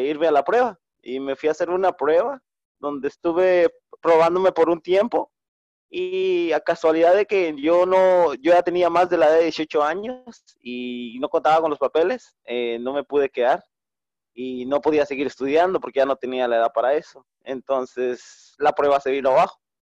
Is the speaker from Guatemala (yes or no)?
yes; Santa Cruz del Quiché, Quiché, Guatemala; moved away as an adult; now in United States; yo nací en Santa Elena de la Cruz, en Santa Cruz del Quiché, y me crié en una aldea llamada Chipente